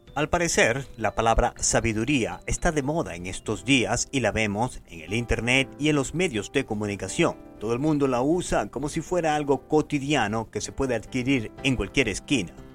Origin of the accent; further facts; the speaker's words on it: Maracaibo, Zulia, Venezuela; moved away as an adult; now in Boston, United States; Yo soy de Maracaibo, Venezuela, la tierra del sol amado.